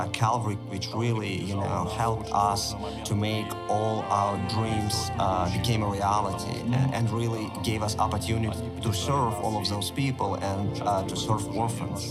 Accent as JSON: {"language": "English", "town": "Ryazan", "region": "Ryazan Oblast", "country": "Russia", "said": "I am from Russia, from the city of Rizhan"}